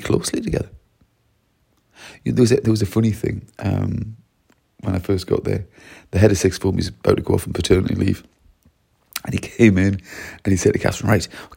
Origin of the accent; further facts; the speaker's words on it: Wales, United Kingdom; I'm really from Wales, but I've been working in Surrey this week